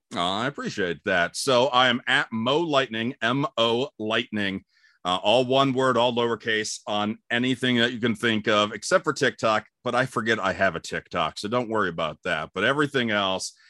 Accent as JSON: {"language": "English", "town": "Cleveland", "region": "Ohio", "country": "United States", "tie": "born or raised there", "also_born_or_lived": "Albuquerque, New Mexico / Fort Wayne, Indiana / Warsaw, Indiana / Los Angeles", "moved": "as an adult", "lives_now": "Atlanta, United States", "said": "I grew up in Cleveland, and I love Cleveland"}